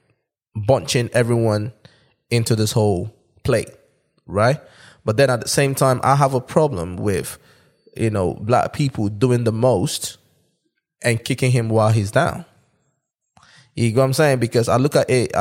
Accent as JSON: {"language": "English", "region": "eastern Nigeria", "country": "Nigeria", "tie": "born or raised there", "said": "Growing up in Nigeria"}